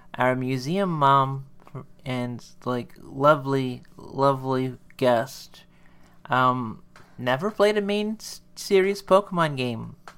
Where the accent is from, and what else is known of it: United States